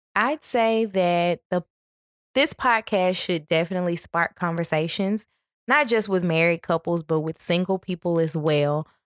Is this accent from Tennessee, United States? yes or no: yes; Memphis, Tennessee, United States; now in Atlanta, United States; I am from Memphis, Tennessee.